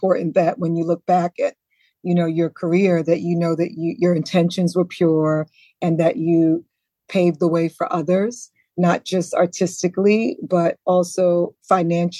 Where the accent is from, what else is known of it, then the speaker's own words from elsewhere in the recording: New York City, New York, United States; also born or lived in Antigua; growing up in the Bronx